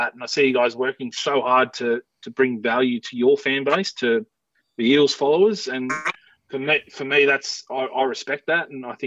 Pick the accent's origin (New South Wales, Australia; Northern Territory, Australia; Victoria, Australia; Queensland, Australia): New South Wales, Australia; Parkes; finally settled in when I started playing footy here in my hometown of Parks when I was 12